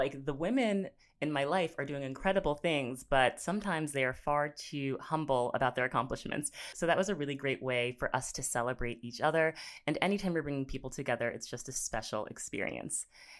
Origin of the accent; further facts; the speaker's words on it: United States; they were always very impressed that me as an American coming in could speak French